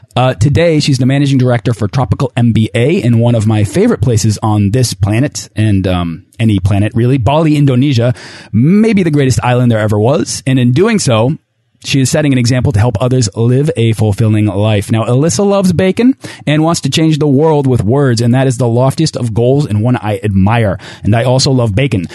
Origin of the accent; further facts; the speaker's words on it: New England, United States; I'm also from New England